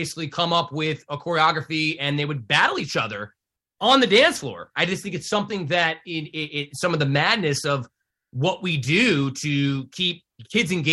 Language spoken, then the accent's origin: English; Livingston, United States; I was at Livingston High School, my hometown here in town